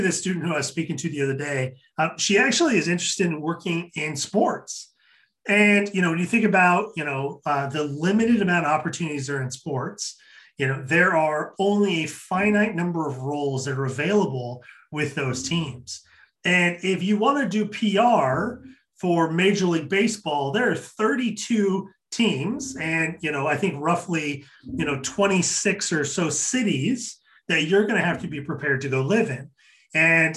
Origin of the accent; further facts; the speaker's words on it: Kennewick, Washington, United States; Kennewick, Washington. Shout out to my hometown